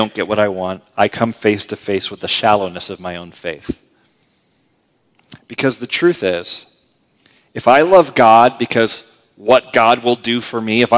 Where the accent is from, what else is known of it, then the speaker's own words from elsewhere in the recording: United States; I'm pretty American this way.